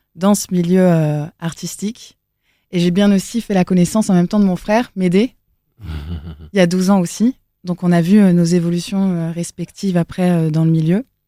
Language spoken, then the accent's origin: French; Elbeuf, Normandy, France; moved away; also born or lived in south-west France / Paris; je viens d'Elbeuf, mmh. là où j'ai euh, grandi, dans le 76, à côté de Rouen